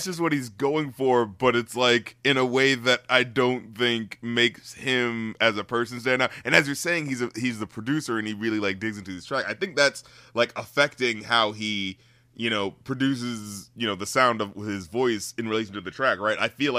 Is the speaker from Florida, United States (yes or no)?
no; North Carolina, United States; You know, I'm from North Carolina too.